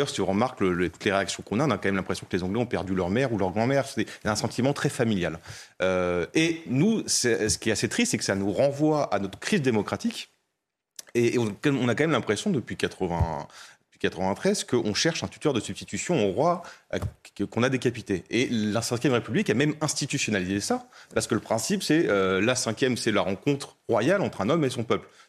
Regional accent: France; nous, en tant que Français, on vit

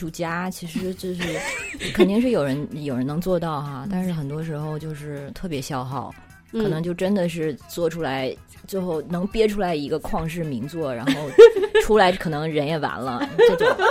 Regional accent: China; 我觉得现在在国内就是出生长大的小孩儿，从小都已经是这样了。什么？我妈妈给我报了一个什么什么奥林匹克英语班之类的，我们三岁开始去上英语班，都是这样子的。

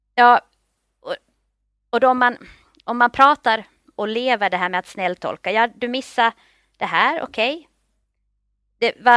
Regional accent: Finland; moved away as an adult; also born or lived in Turku, Finland; now in Stockholm, Sweden; Jag kommer från Finland, jag är finlandssvensk. Flyttade till Stockholm efter studierna vid Åbo Akademi

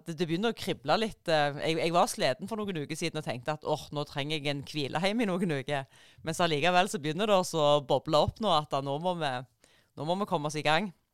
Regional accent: Rogaland, Norway; jeg kommer jo fra, fra Rogaland

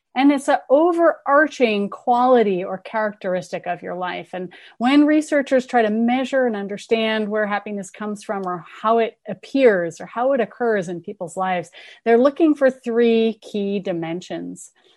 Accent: Berkeley, California, United States; I'm from Berkeley. I grew up here. I'm a townie.

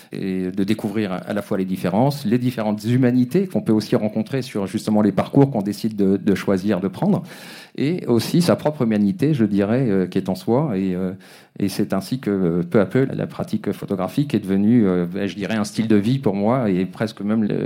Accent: Brittany, France; also born or lived in Africa; now in Paris, France; de Bretagne. je suis né en Afrique et je vis à Paris depuis une vingtaine d'années, 25 ans.

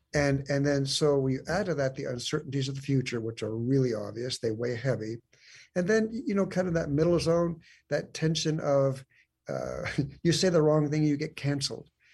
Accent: San Diego, California, United States; moved away as an adult; now in Lawrenceville, United States; I was actually born and raised in San Diego

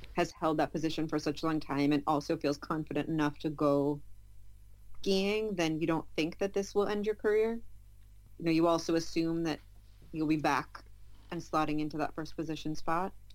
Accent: United States; I'm American

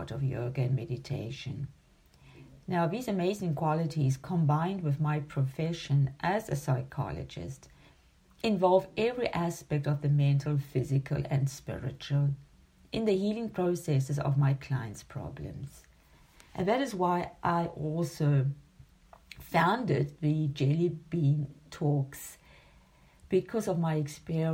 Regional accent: Durban, KwaZulu-Natal, South Africa; also born or lived in Zimbabwe; now in Germany; I was born in 1961 in Durban, South Africa. And my childhood and adolescence were shaped by the wilderness of the Indian coast

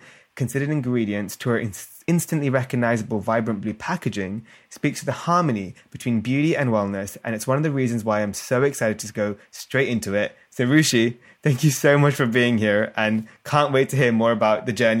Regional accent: United Kingdom; I'm British Indian

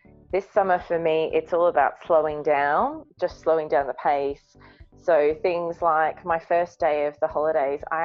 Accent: Brisbane, Queensland, Australia; moved away; I'm from Brisbane, where winter is actually warmer than our summer sometimes.

